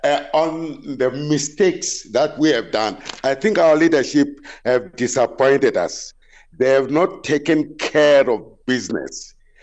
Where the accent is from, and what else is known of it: South Africa